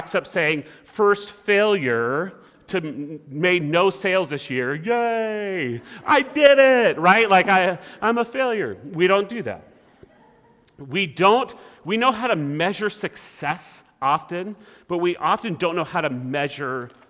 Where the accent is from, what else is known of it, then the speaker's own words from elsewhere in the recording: California, United States; growing up in California